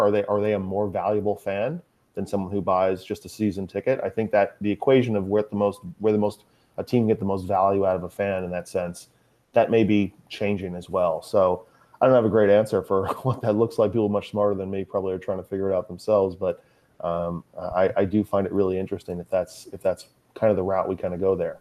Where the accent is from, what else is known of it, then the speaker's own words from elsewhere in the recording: Long Island, New York, United States; also born or lived in Manhattan, New York; I grew up on Long Island, uh, probably about forty-five, fifty miles east of, uh, Manhattan